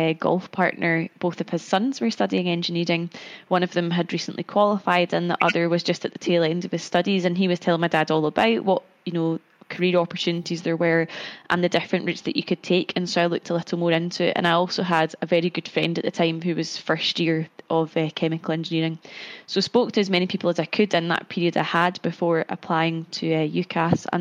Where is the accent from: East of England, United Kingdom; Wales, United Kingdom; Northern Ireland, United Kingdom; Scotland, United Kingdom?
Scotland, United Kingdom; Cumbernauld; moved away as an adult; also born or lived in Glasgow; now in London, United Kingdom; I grew up in Glasgow and I stayed in Glasgow for university